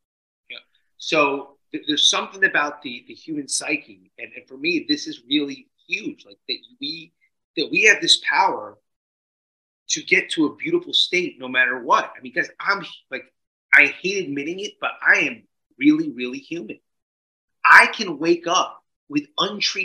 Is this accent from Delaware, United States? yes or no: no; New Jersey, United States; I was growing up in Jersey